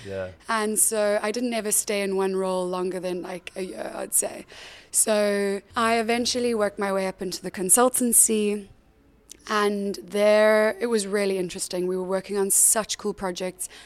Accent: South Africa; moved away as an adult; also born or lived in Cape Town; now in London, United Kingdom; I grew up in South Africa

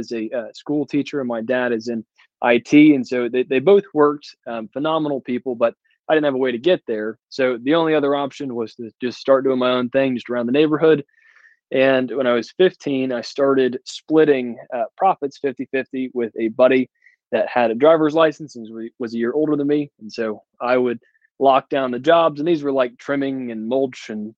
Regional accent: Atlanta, Georgia, United States; from Atlanta, Georgia, and I work all around the North Georgia area

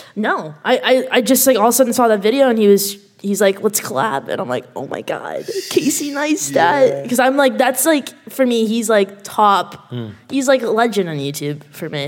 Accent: Canada; I'm Canadian. Uh, I know you can't tell by my accent

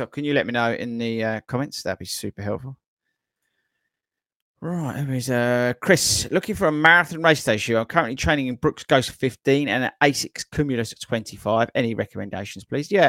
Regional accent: Belfast, Northern Ireland, United Kingdom; accent: Belfast; I honoured that I made the final running show video edit and without subtitles to cover my Belfast accent.

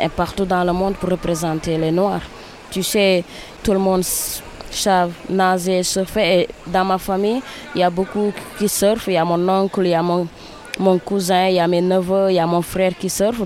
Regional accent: Dakar, Senegal; mon pays en tant que fille, en tant que sénégalaise

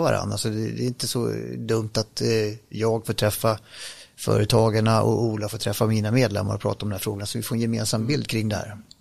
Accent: Grimsås, Västra Götaland, Sweden; accent: västgötska; jag kan lite västgötska också för den delen, men, men eh, eftersom jag är född i Grimsås

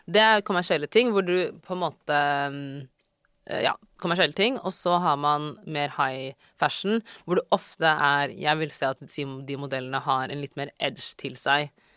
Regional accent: Oslo, Norway; moved away as an adult; also born or lived in Bøler, Oslo / Drammen / New York; Jeg er fra Ellingsrud. Mm -hmm. Flyttet dit i 2005, tror jeg. Mm -hmm. Så bodde, mm, altså sånn, bodde der mesteparten av min oppvekst

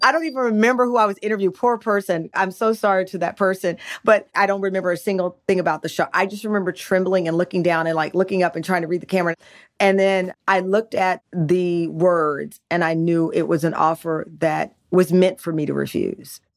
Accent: Texas, United States; we're from Texas

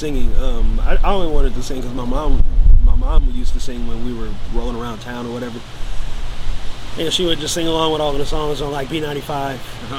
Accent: Fresno, California, United States; also born or lived in Pasadena, California; Fresno, it's my hometown.

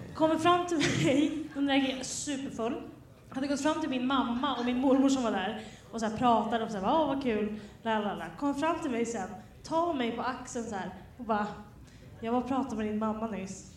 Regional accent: Västerås, Västmanland, Sweden; jag är från Västerås

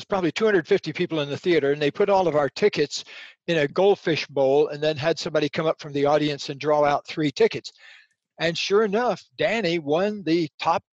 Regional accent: Central Florida, United States; I was just a redneck kid growing up in Central Florida in alligator country

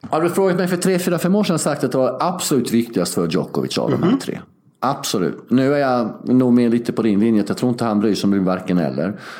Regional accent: Sweden; moved away as an adult

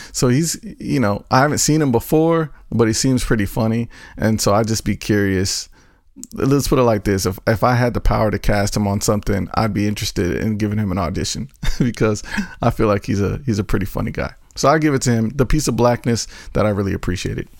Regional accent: North Carolina, United States; I'm from North Carolina.

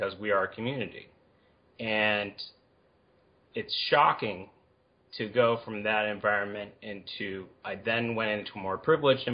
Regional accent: Berkeley, California, United States; also born or lived in Boulder, Colorado; I grew up in Berkeley

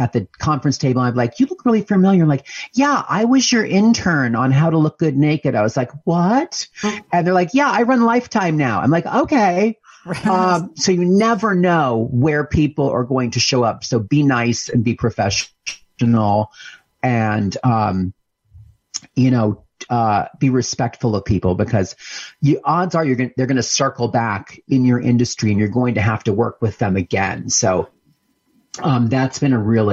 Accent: Pennsylvania, United States; moved away as an adult; also born or lived in New York City; I grew up in Pennsylvania on a horse farm.

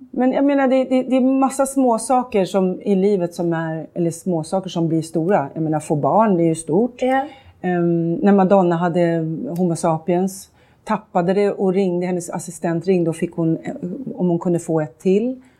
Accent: Sweden; Jag är svensk.

